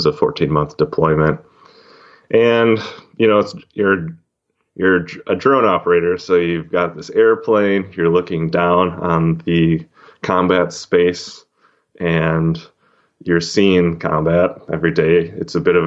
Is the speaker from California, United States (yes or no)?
no; Wisconsin, United States; moved away as an adult; I grew up in Wisconsin